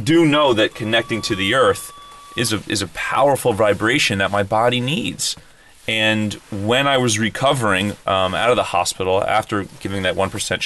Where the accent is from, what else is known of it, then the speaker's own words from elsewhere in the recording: New England, United States; I grew up in New England